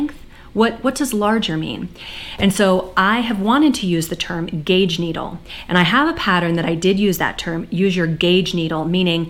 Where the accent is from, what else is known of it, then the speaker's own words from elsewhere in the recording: United States; I'm an American